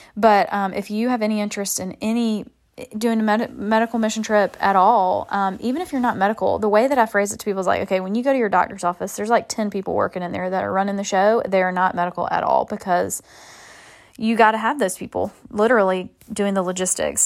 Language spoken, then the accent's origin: English; Macon, Georgia, United States; moved away as an adult; now in Charleston, United States; my hometown, Macon